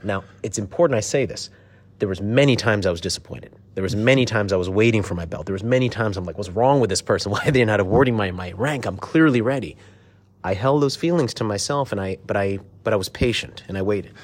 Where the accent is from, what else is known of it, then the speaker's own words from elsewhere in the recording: Silver Spring, Maryland, United States; we grew up in Silver Spring, Maryland